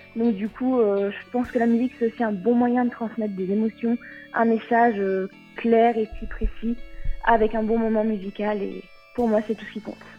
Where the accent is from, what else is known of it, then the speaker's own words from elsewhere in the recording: Vichy, Auvergne-Rhône-Alpes, France; je viens de Vichy, en Allier, dans l'Auvergne